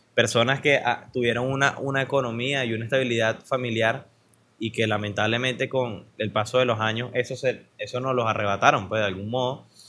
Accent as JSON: {"language": "Spanish", "country": "Venezuela", "said": "como venezolano promedio"}